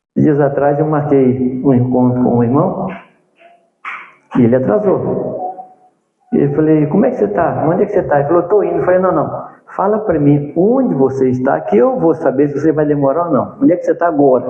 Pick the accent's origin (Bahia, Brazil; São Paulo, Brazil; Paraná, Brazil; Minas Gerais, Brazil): Minas Gerais, Brazil; moved away; also born or lived in Jundiaí; Eu sou mineiro